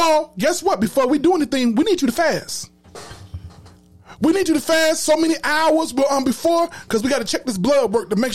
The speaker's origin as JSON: {"language": "English", "town": "Chicago", "region": "Illinois", "country": "United States", "said": "I'm from Chicago. And at one point in my life, I stayed on the low end next to Chinatown"}